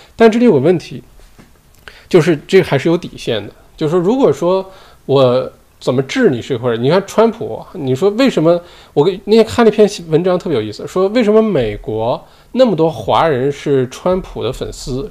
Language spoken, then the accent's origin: Chinese; China; now in Australia; 我们说中文，骨子里就是中国人，在中国恨不得读书长大的，吃的也都是中国，吃，就都是中国胃